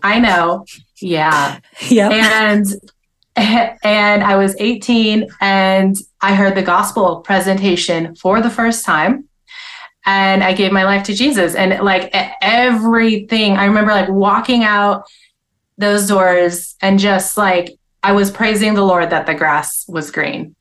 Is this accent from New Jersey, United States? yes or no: no; upstate New York, United States; I grew up in upstate New York.